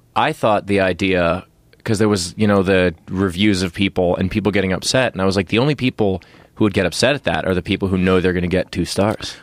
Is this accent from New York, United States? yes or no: yes; New York City, New York, United States; I grew up in Queens, New York